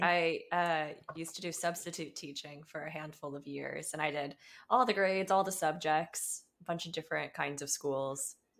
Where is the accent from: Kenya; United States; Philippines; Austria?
United States; Atlanta, Georgia; now in California, United States; I grew up in Atlanta